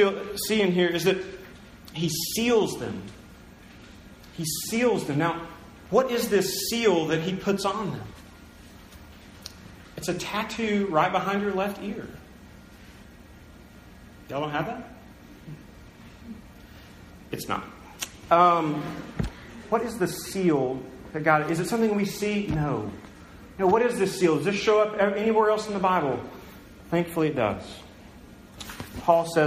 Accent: United States; now in Tulsa, United States; I was born in America. I grew up in a Christian home

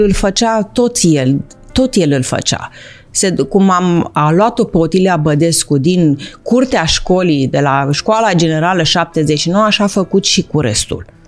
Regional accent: Bucharest, Romania; eram din București

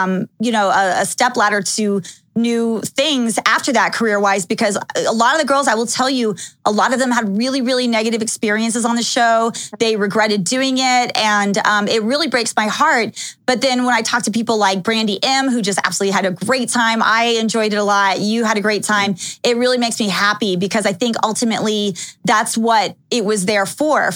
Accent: Dallas, Texas, United States; also born or lived in Los Angeles / Calabasas; now in Las Vegas, United States; when I was living in Texas, which is where I grew up, I used to tell people if they asked where I was from, I always say that I'm from Dallas, Texas.

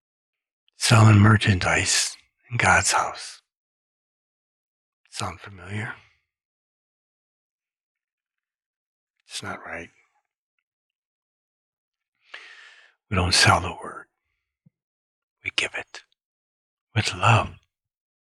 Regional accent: Michigan, United States; I was from Michigan too

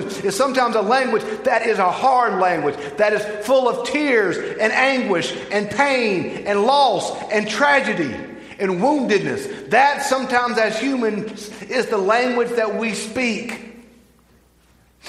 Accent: Bogue Chitto, Mississippi, United States; I'm from Bogachitta

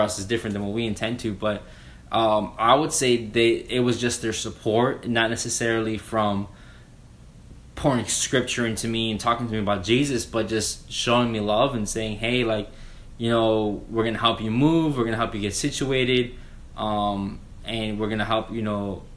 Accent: Miami, Florida, United States; moved away as an adult; now in Jacksonville, United States; I was raised in Miami, um, moved up to Jacksonville

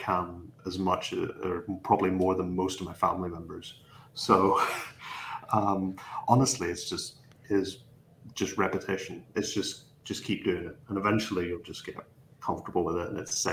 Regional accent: Ballymena, Northern Ireland, United Kingdom; I'm from this small. It's a smaller town. It's called Ballymena in County Antrim. So I'm from Northern Ireland rather than the Republic

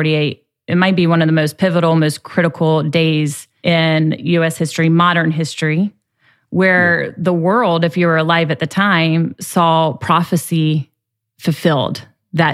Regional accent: United States; we as American evangelicals

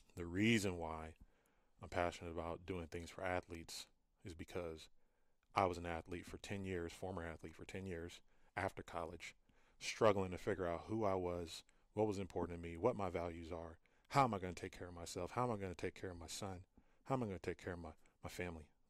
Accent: Fresno, California, United States; I'm originally from Fresno, California

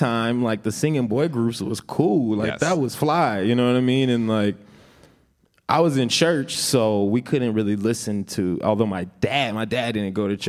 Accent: Minneapolis, Minnesota, United States; also born or lived in Atlanta, Georgia; I lived in Atlanta when I was 2 years old until I was 9 years old, and okay. then I came to Minneapolis. But I was born in Minneapolis.

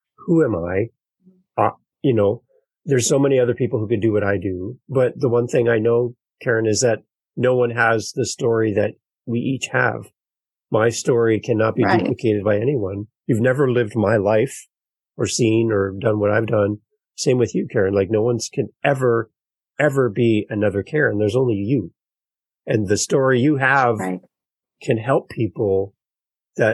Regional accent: Canada; us Canadians

